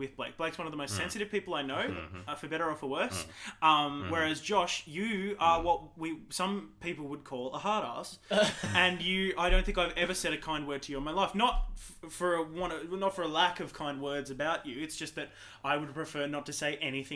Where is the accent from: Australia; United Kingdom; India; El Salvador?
Australia; Toowoomba, Queensland; I'm born and bred in Toowoomba.